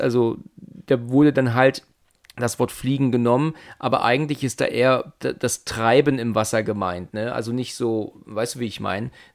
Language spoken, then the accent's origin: German; Germany; wir als Deutsche